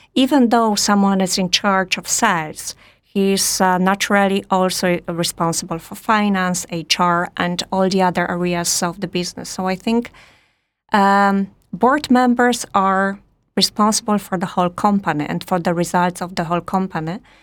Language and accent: English; Poland; also born or lived in Warsaw / France; I'm Polish